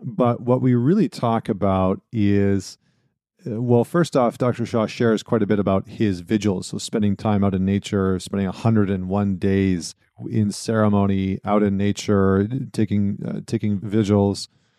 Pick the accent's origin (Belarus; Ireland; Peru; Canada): Canada; Northern Canada; now in United States; I was going to say I'm upstate New York right now, but I'm from Northern Canada, and so I'm familiar with the cold, very familiar with it.